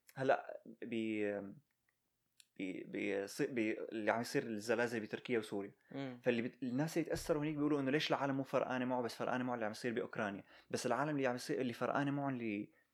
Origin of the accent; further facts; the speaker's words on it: Syria; now in United States; نحن كسوريين